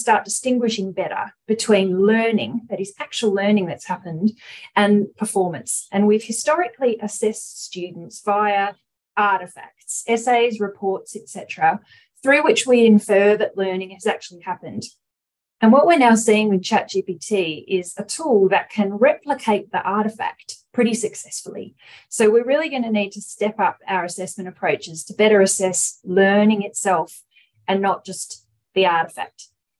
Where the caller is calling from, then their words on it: Perth, Western Australia, Australia; I'm coming from Noongar country in Western Australia, Boorloo, a place many of you would know as Perth.